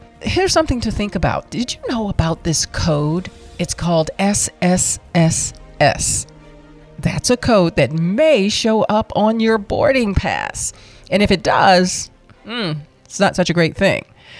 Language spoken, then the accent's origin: English; Washington, District of Columbia, United States; Washington, D.C., my hometown